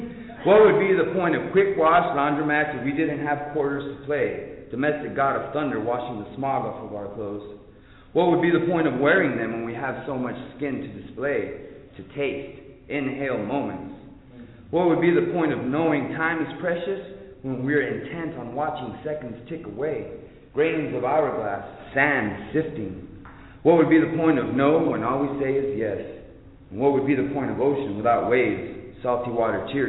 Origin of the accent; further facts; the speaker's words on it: El Paso, Texas, United States; now in Arlington, United States; I'm originally from El Paso. Live in Arlington